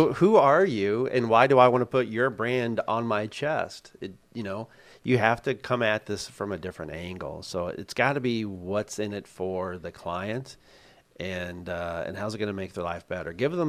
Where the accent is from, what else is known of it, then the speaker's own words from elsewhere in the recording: Missouri, United States; And I grew up in Missouri, the show me state.